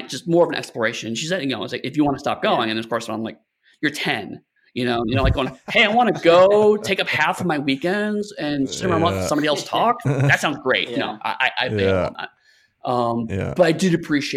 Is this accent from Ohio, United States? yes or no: yes; Lorain, Ohio, United States; I grew up in a city called Lorain, Ohio. It's about an hour-ish west of Cleveland.